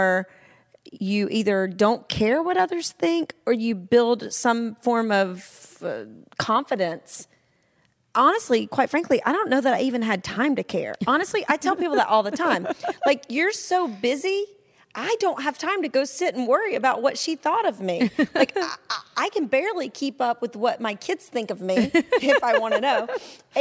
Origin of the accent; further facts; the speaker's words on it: a small town in Georgia, United States; where I came from in a small town in Georgia